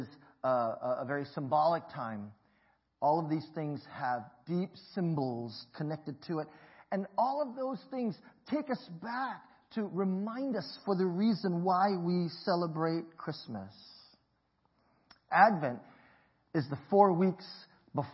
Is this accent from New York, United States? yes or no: no; Hawaii, United States; My parents migrated from Hong Kong to Hawaii, and I was born there, and we grew up in the Chinese community